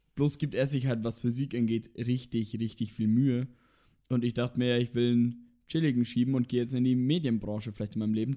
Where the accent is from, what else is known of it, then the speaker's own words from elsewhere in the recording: Roth, Bavaria, Germany; also born or lived in Nuremberg; Ich bin geboren in Nürnberg und bin dann in Roth aufgewachsen, also gleich in der Nähe.